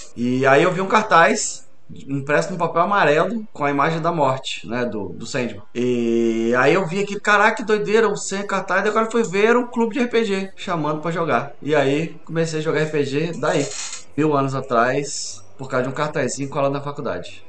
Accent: Espírito Santo, Brazil; also born or lived in Rio de Janeiro; Eu sou carioca de nascença, mas sou capixaba de criação.

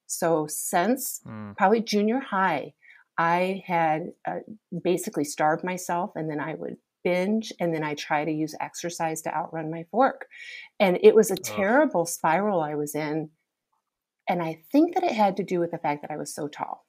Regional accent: Michigan, United States; I'm this girl that's born and raised in Michigan

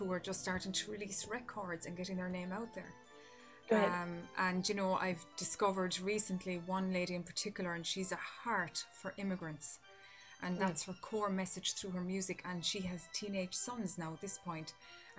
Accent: Ireland; here in my home country

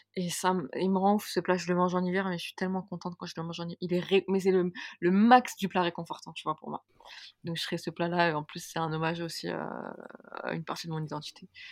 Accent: Algeria; je suis algérienne

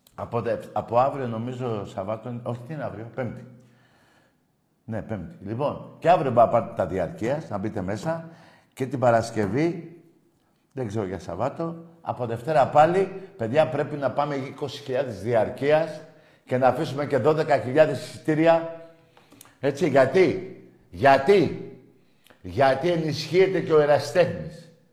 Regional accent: Greece; εμείς είμαστε Έλληνες

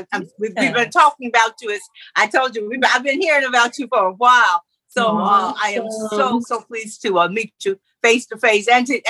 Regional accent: Middle Georgia, United States; now in St. Simons Island, United States; I'm from Middle Georgia

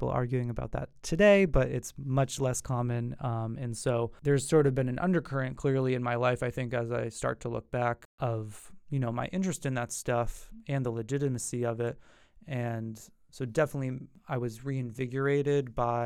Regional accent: New Hampshire, United States; moved away as an adult; now in Boston, United States; I'm from New Hampshire, as I mentioned earlier. You know, New Hampshire is a really beautiful state, and I was lucky to grow up with family that had, you know, a house on the lake

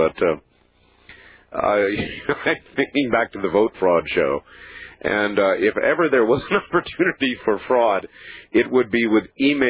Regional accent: Saskatchewan, Canada; having been born and raised in Saskatchewan

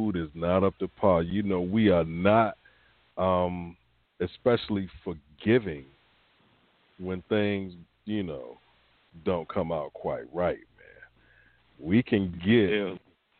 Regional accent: the South, United States; I grew up in the South

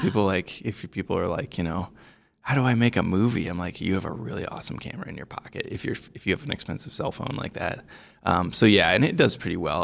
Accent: Iowa, United States; moved away as an adult; also born or lived in Montana / Colorado; I grew up in Iowa

